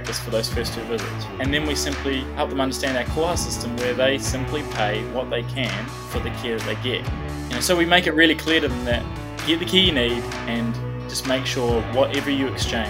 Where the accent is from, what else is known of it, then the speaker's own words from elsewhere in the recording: Christchurch, Canterbury, New Zealand; also born or lived in Dunedin / Auckland; I grew up in Christchurch. And went to Christchurch Boys High School